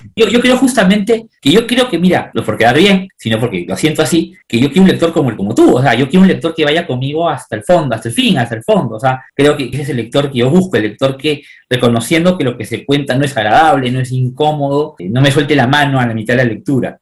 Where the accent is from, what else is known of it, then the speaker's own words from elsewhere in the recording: Peru; muchos peruanos